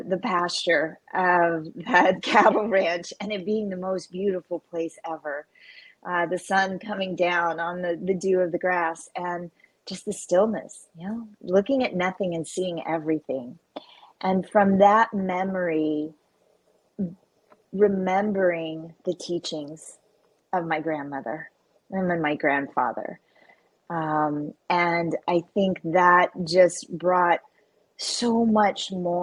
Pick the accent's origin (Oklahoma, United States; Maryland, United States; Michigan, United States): Oklahoma, United States; I grew up on a cattle ranch in a very rural part of Oklahoma.